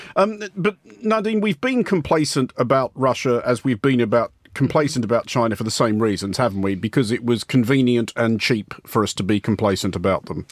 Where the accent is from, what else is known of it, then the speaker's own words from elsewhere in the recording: Australia; as an Australian